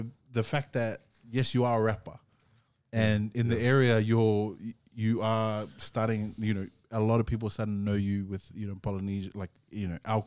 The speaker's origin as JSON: {"language": "English", "town": "Gold Coast", "region": "Queensland", "country": "Australia", "tie": "born or raised there", "also_born_or_lived": "Sydney", "said": "I grew up on Gold Coast."}